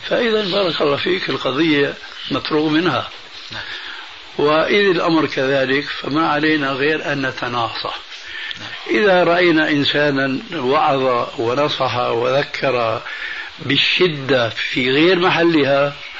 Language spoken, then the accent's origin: Arabic; Syria; عندنا في سوريا